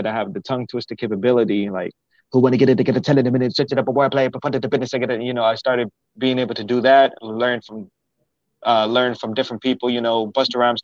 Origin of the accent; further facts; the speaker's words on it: Maryland, United States; moved away as an adult; now in Houston, United States; I was born in Houston. I stayed there until I was five, six, and then I was in Maryland until I was 19 years old